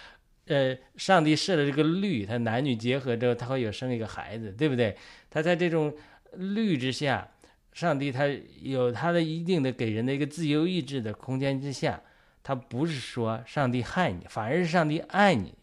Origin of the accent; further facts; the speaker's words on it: China; 我们作为中国人讲，我们苦难还少吗？